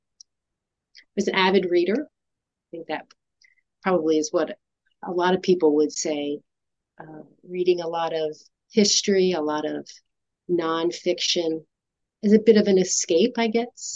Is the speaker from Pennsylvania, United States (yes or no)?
yes; about an hour north of Philadelphia, Pennsylvania, United States; I grew up about an hour north of Philadelphia